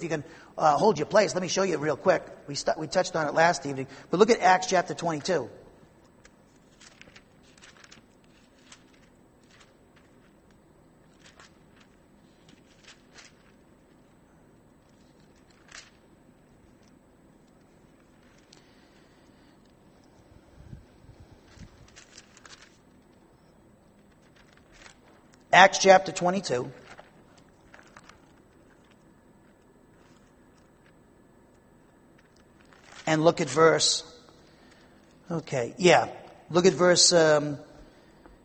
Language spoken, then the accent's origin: English; Norwood, Massachusetts, United States; moved away; I come from Norwood, Massachusetts.